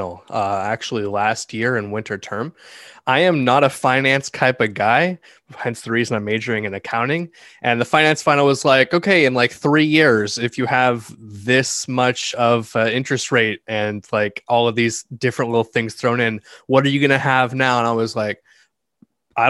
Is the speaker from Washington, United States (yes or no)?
yes; University Place, Washington, United States; moved away as an adult; now in Corvallis, United States; I'm originally from University Place, Washington, about an hour south of Seattle